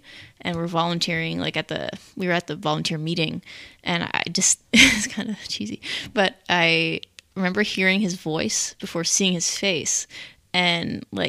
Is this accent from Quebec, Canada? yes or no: yes; Montreal, Quebec, Canada; moved away; also born or lived in Seattle; And I'm originally from Montreal, but recently moved here from Seattle to marry my now husband.